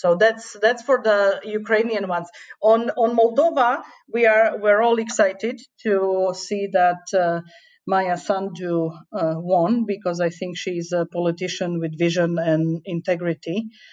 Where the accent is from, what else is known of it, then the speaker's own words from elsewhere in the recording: Slovakia; I remember it from my own country that joined the European uh, Union in 2004. I'm from Slovakia